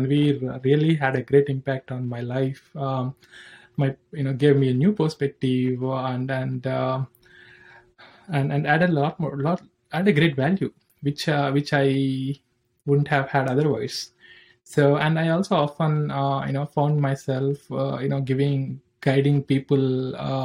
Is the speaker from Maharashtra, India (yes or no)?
no; Andhra Pradesh, India; moved away; also born or lived in Hyderabad, Telangana / United States; I'm from India. I'm born in a village in the Andhra Pradesh.